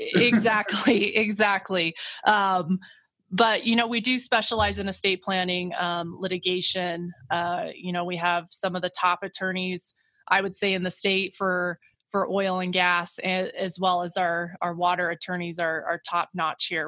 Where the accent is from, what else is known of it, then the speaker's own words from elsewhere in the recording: Kemmerer, Wyoming, United States; moved away as an adult; now in Grand Junction, United States; I grew up in Wyoming, um, about five hours away from Grand Junction in a small town called Kemmer